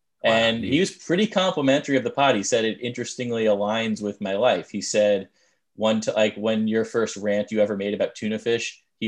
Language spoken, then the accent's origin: English; Long Island, New York, United States; I grew up on Long Island and it just made up. They just plopped a bunch of roads and it's artificial in that way.